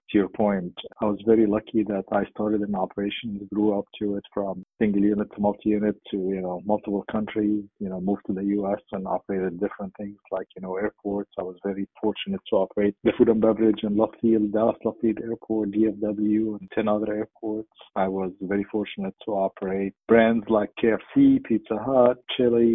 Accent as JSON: {"language": "English", "town": "Cairo", "region": "Cairo Governorate", "country": "Egypt", "tie": "born or raised there", "also_born_or_lived": "Dubai, United Arab Emirates", "moved": "as an adult", "lives_now": "United States", "said": "I'm originally from Cairo, Egypt, and born and raised, and went to school there."}